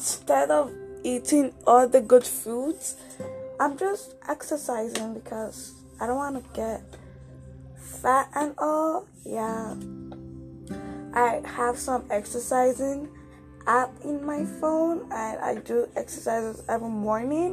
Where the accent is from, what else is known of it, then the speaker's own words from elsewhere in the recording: Nigeria; now in Canada; I'm from Nigeria, but I'm living in Canada